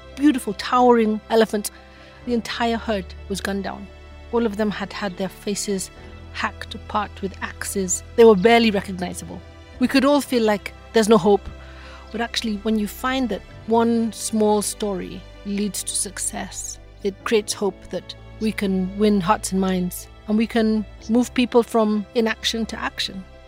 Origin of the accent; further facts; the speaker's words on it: Nairobi, Kenya; born and raised here in Nairobi, just south of the city.